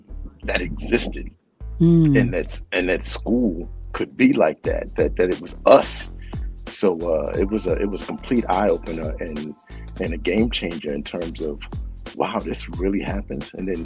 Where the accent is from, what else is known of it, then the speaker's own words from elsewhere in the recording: New York City, New York, United States; I grew up kind of in Manhattan, so I had a whole different array of friends, and whites and blacks and Puerto Ricans and Dominicans and all of that.